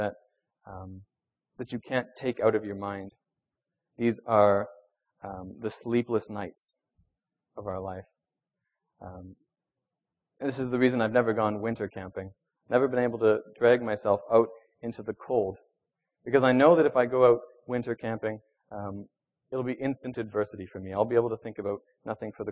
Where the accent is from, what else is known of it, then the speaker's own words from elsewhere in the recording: Venezuela; moved away; I grew up in Venezuela.